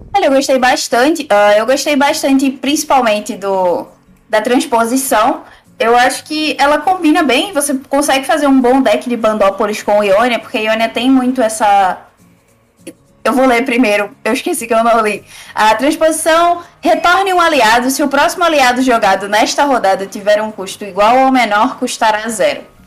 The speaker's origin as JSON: {"language": "Portuguese", "region": "Northeast Region", "country": "Brazil", "said": "eu sou do Nordeste"}